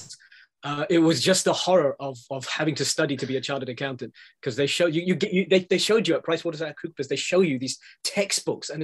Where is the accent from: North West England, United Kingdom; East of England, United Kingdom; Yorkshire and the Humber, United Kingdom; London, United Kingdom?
London, United Kingdom; I was born in London, I grew up here